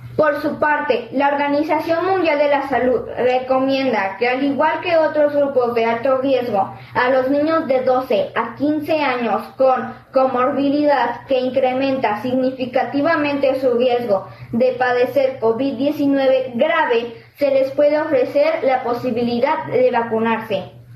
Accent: Xalapa, Veracruz, Mexico; de Jalapa, Veracruz.

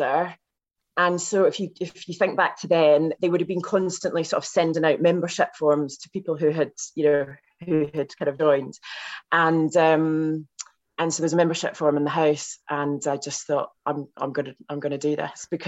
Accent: West Dunbartonshire, Scotland, United Kingdom; moved away; my hometown

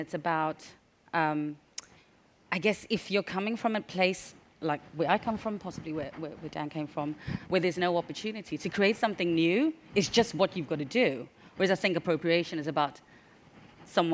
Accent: South Africa; I'm from South Africa, where we had no opportunity to be anywhere near luxury brands at all. I'm from apartheid South Africa.

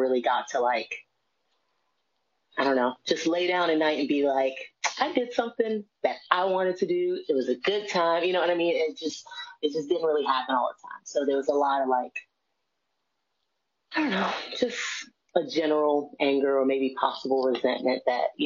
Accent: Washington, District of Columbia, United States; I'm from Washington, D.C.

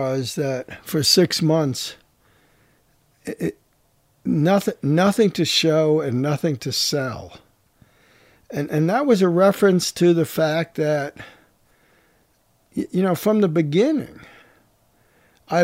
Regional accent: New York City, New York, United States; born or raised there; moved away as an adult; also born or lived in Brooklyn / Atlanta / New Orleans / Houston

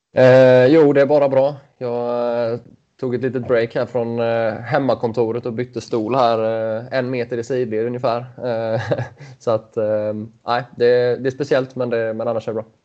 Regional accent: Mullsjö, Jönköping County, Sweden; jag är ju uppvuxen i Mullsjö

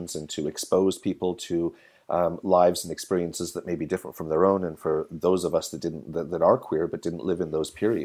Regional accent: Canada; as a Canadian in the 90s

